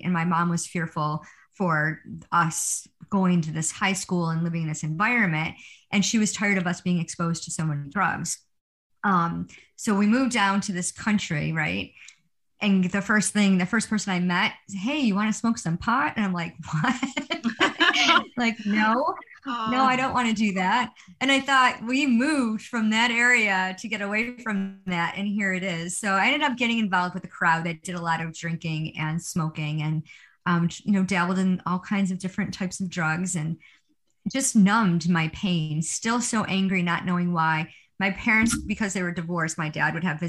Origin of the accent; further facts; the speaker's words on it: Rochester, New York, United States; I am a from Rochester, New York. I was born and raised here.